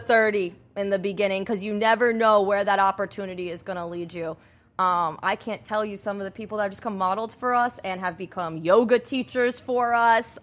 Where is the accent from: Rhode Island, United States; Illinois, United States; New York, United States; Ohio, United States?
Rhode Island, United States; now in Florida, United States; I'm originally from Rhode Island